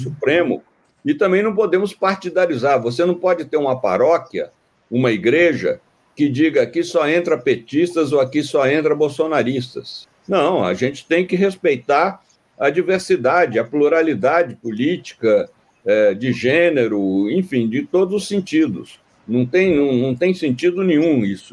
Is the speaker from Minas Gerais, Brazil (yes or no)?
yes; Minas Gerais, Brazil; sou mineiro